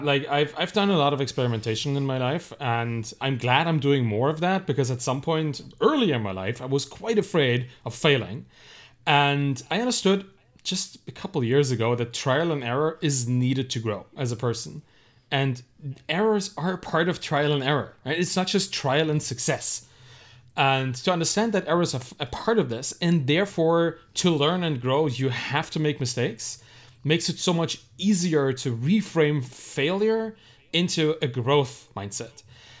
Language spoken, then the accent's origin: English; Germany; Yeah, I was raised in Germany.